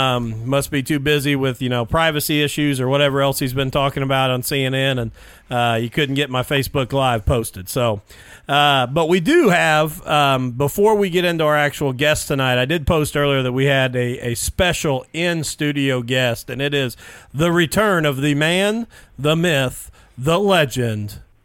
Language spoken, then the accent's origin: English; Jennings County, Indiana, United States; obviously I'm from the Jennings County area.